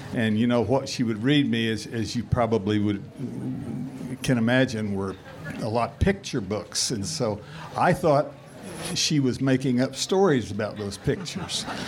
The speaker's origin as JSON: {"language": "English", "region": "Oklahoma", "country": "United States", "tie": "born or raised there", "said": "I was raised in Oklahoma"}